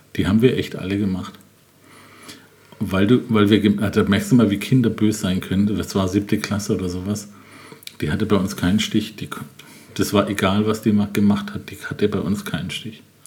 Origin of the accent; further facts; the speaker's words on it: Germany; Ich bin in Bad Mannheim zur Schule gegangen, in einer Grundschule